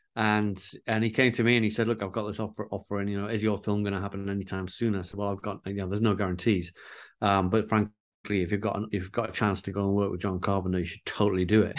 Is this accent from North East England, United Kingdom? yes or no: yes; Newcastle upon Tyne, North East England, United Kingdom; growing up in Newcastle